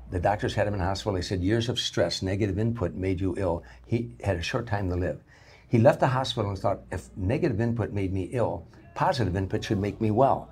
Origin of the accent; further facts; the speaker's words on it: Harvey, Illinois, United States; I grew up in Harvey